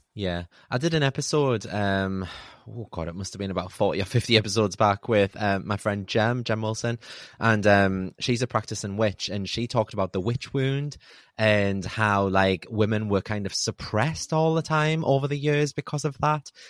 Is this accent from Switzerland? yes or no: no; United Kingdom; we're so British